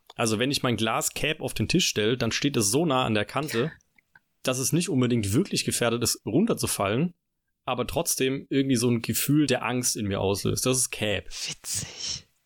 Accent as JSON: {"language": "German", "area": "Lake Constance area", "region": "Baden-Württemberg", "country": "Germany", "accent": "Alemannic", "moved": "yes", "lives_now": "Tübingen, Germany", "said": "Also ich komme ja auch aus Süddeutschland, äh, also Richtung Bodensee, die Ecke, also fast schon, oder eigentlich aus dem Alemannischen."}